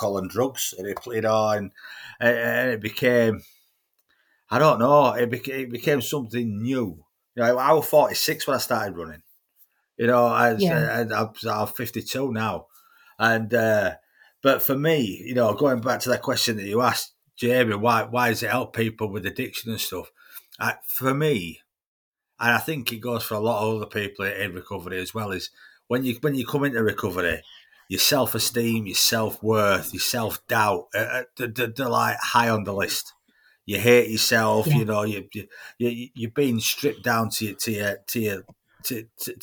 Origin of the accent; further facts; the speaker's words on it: Leeds, Yorkshire and the Humber, United Kingdom; I'm from Beeston in Leeds originally.